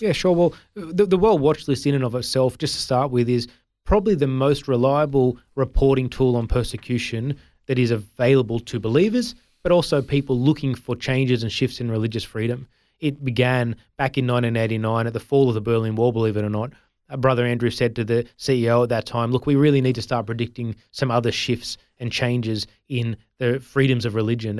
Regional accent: Sydney, New South Wales, Australia; also born or lived in India; I grew up in the Sutherland Shire, which is in Sydney

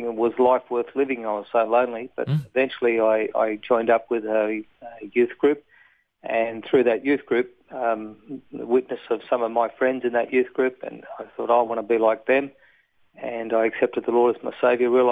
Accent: Gosford, New South Wales, Australia; also born or lived in Bathurst, New South Wales; I was born in New South Wales at Bathurst. Parents had a dairy farm down there back in the early 50s, and raised in that area, and then on the central coast of New South Wales, Gosford area. I went to school

